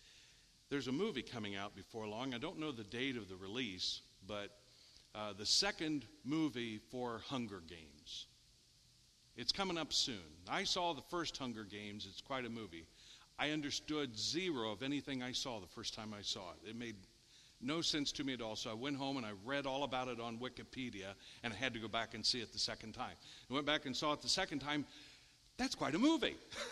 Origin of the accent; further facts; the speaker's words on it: Richwood, United States; Todd, I'm from Richwood. This doesn't happen to anybody from Richwood.